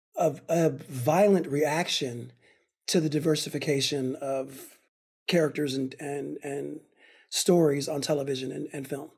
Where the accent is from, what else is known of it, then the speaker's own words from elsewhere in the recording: Altadena, California, United States; also born or lived in Pasadena, United States / Berkeley, United States; grew up in Altadena and Pasadena